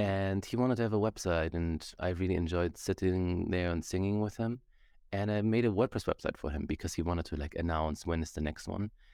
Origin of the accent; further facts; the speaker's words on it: Germany; now in Canada; I grew up in Germany